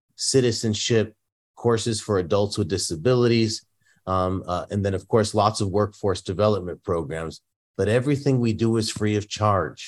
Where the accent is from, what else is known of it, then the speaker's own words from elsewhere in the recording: Northeast, United States; now in San Diego, United States; I come from the Northeast. uh, a town that was largely Catholic Italian. Um, and many of my neighbors, you know, produced homemade Italian food for me as a kid growing up.